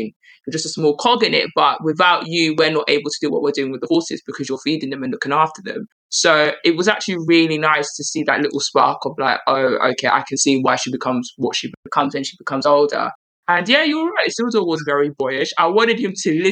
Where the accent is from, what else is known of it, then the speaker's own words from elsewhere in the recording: London, United Kingdom; accent: East London; I can get my East London accent on. I was born there.